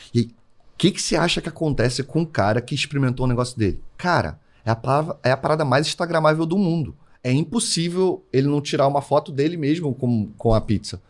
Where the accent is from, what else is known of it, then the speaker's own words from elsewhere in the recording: Rio de Janeiro, Brazil; eu sou carioca